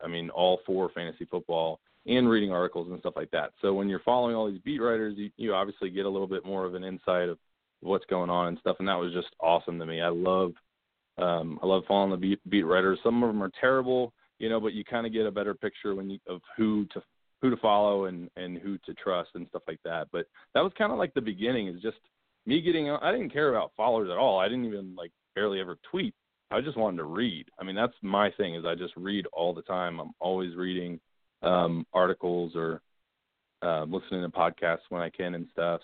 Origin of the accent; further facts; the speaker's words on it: Manassas, Virginia, United States; now in Dallas, United States; grew up in Manassas, Virginia, kind of 30 minutes from DC